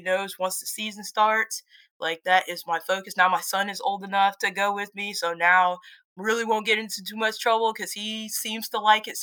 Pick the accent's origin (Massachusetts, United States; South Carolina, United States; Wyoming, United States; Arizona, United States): South Carolina, United States; Darlington; also born or lived in Florence, South Carolina; I'm from South Carolina.